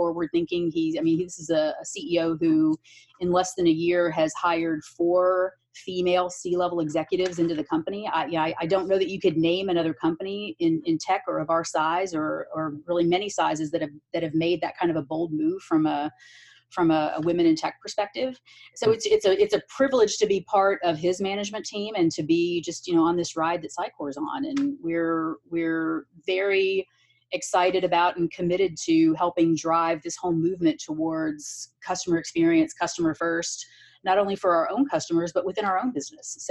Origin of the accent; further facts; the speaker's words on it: Lexington, Kentucky, United States; moved away as an adult; also born or lived in New York / California; I grew up in Kentucky and I moved from Lexington, Kentucky to Manhattan when I was 25.